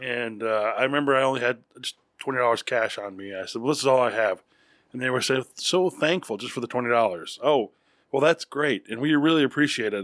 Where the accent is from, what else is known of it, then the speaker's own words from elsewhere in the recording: New York, United States; now in Texas, United States; I grew up partially in New York. But we came down here